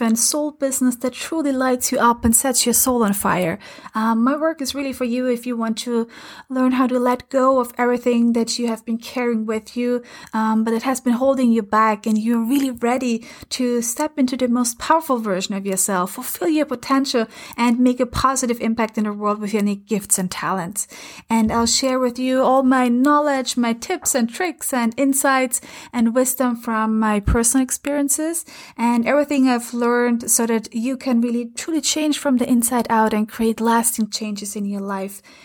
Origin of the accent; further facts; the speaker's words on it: Lower Austria, Austria; first language German; English is a second language; moved away; I'm originally from, uh, from Austria, from a um, teeny tiny village about an hour and a half from Vienna in Lower Austria. And my mother language is German.